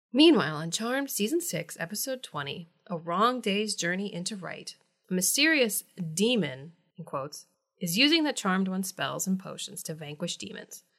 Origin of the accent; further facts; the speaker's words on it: Midwest, United States; moved away; where I grew up in the Midwest